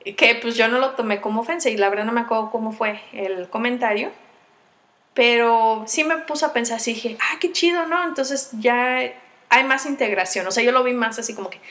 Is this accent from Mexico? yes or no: yes; Michoacán, Mexico; moved away; also born or lived in State of Mexico; yo nací en Michoacán, pero estuve viviendo en el Estado de México